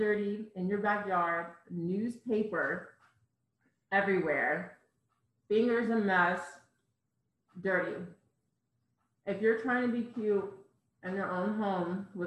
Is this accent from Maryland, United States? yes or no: yes; Cheltenham, Maryland, United States; moved away as an adult; where I lived in Maryland in Cheltenham, it's very rural and a lot of farmland and stuff